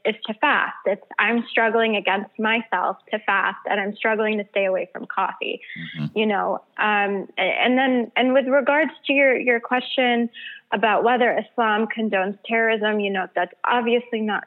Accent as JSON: {"language": "English", "region": "Michigan", "country": "United States", "tie": "born or raised there", "said": "I actually grew up in Michigan."}